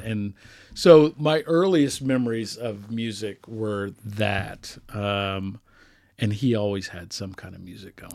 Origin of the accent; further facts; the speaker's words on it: Johnson County, Kansas, United States; also born or lived in Boston / Nashville; I grew up in Johnson County, Kansas